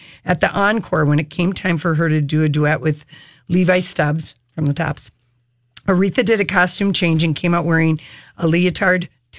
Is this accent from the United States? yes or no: yes; Detroit, Michigan, United States; born there; I was born in 58. Michael Jackson was born in Gary, Indiana. I was born in Detroit, Michigan.